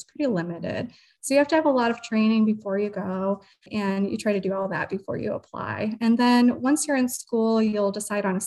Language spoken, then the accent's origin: English; Oregon, Ohio, United States; also born or lived in Toledo, Ohio; I am a Toledo native. I actually was born in Toledo, but grew up in Oregon. So out by the lake area